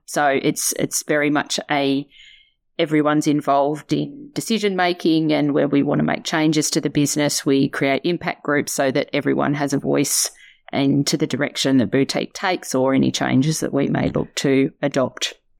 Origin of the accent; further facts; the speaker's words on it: Tasmania, Australia; moved away as an adult; also born or lived in Melbourne; I'm a girl from Tassie. Uh, grew up there